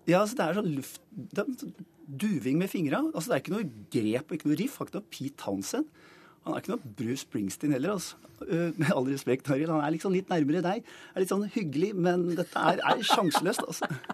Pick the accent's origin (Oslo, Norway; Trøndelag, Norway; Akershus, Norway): Oslo, Norway; Jeg vokste opp på Disen